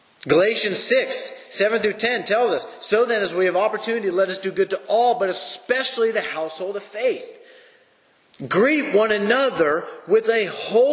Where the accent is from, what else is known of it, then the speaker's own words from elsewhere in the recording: United States; For me as an American